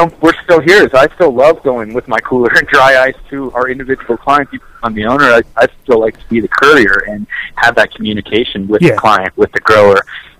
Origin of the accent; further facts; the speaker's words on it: California, United States; it was a lot easier growing up in California